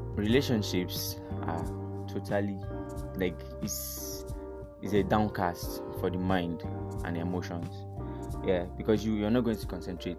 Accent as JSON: {"language": "English", "region": "Enugu State", "country": "Nigeria", "moved": "yes", "lives_now": "Zaria, Nigeria", "said": "I'm from Enugu State um, am based in Zaria"}